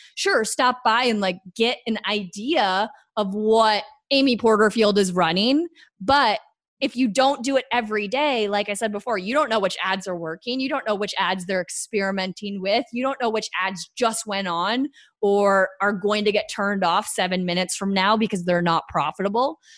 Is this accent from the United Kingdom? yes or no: no; Canada; I'm Canadian